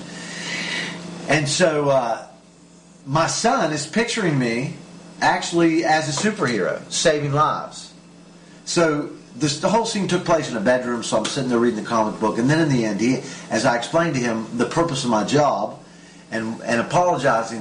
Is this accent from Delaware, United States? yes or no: no; West Virginia, United States; now in Israel; from West Virginia, my hometown, my home state.